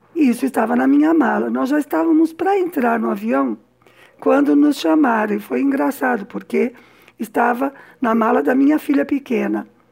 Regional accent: São Paulo, Brazil; moved away as an adult; now in Cuba; Aqui sim eu estou falando como paulista

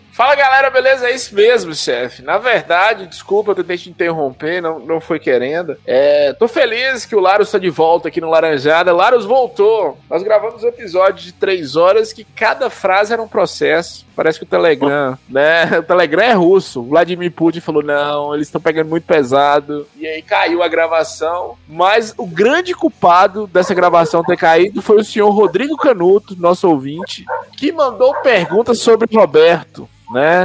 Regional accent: Bahia, Brazil; Eu sou baiano

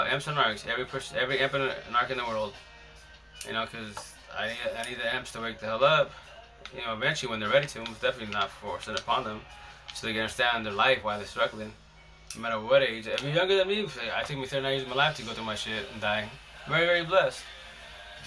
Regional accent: Seattle, Washington, United States; I'm a socialist from Seattle

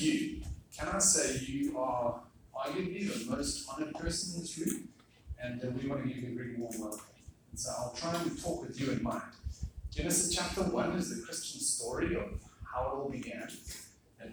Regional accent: South Africa; moved away as an adult; also born or lived in Singapore; I am from South Africa

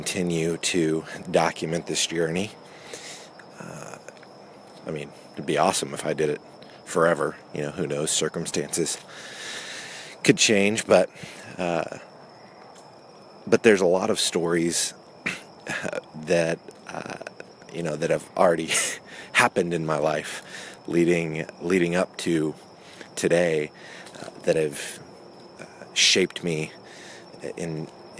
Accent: Oklahoma, United States; moved away as an adult; also born or lived in California; now in Orlando, United States; I was born in California, but moved to Oklahoma when I was like two. So Oklahoma was really all that I knew

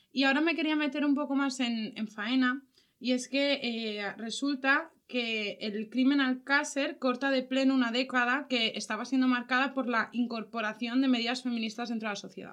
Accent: Valencia, Valencian Community, Spain; nosotras somos de Valencia

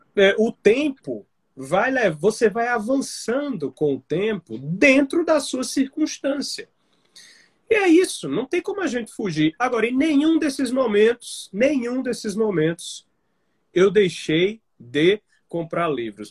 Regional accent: Campina Grande, Paraíba, Brazil; moved away as an adult; now in João Pessoa, Brazil; quando eu vim para a capital, para João Pessoa, eu, eu sou de Campina Grande

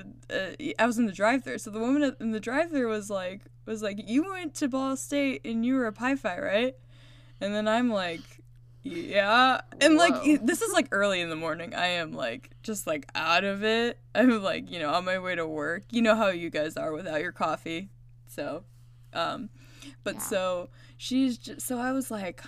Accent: Indiana, United States; me and Shelby are from Indiana.

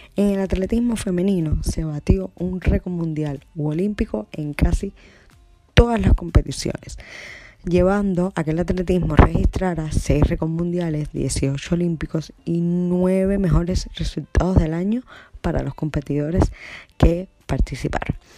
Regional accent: Cuba; mi tierra querida, Cuba

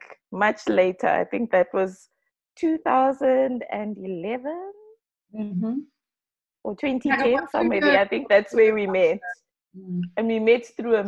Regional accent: Gweru, Midlands, Zimbabwe; moved away as an adult; now in South Africa; I'm originally from Zimbabwe, and I was born in Zimbabwe. I've lived in Zimbabwe my whole life. I come actually from a very small town called Gweru.

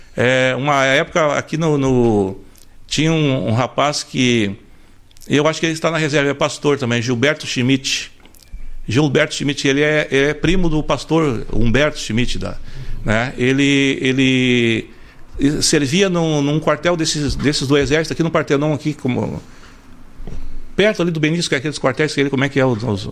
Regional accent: Porto Alegre, Rio Grande do Sul, Brazil; also born or lived in Santo Antônio da Patrulha; Nasci, nascido em Porto Alegre, né? Minha, minha origem de nascimento é Porto Alegre

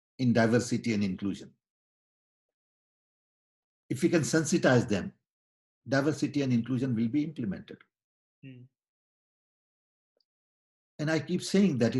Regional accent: India; I was born in British Raj

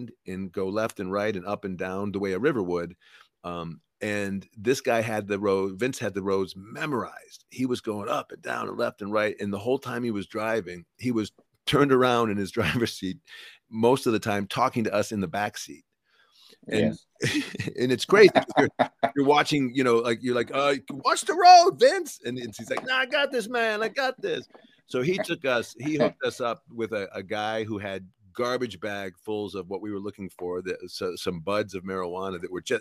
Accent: United States; as an American

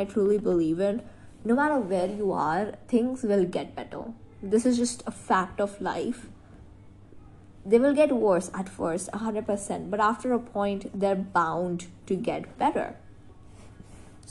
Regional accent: India; I'm from India.

